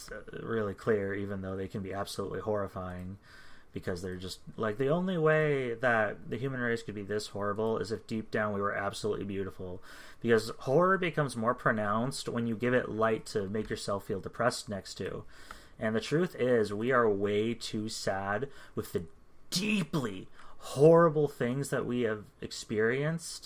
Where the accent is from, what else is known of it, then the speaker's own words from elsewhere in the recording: United States; I'm American